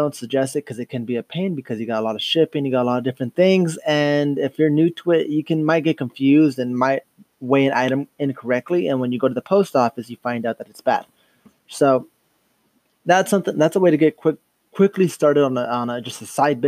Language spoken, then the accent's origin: English; Dos Palos, California, United States; from Dos Palos, California. Grown and raised